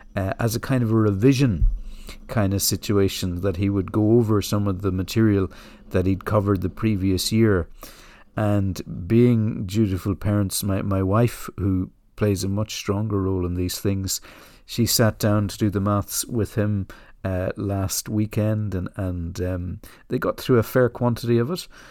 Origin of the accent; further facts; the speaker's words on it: Ireland; moved away; I grew up in the Republic of Ireland